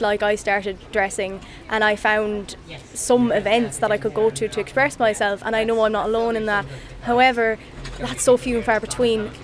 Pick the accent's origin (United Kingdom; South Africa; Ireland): Ireland; Offaly, Leinster; now in Dublin, Ireland; I'm from Offaly and I moved to Dublin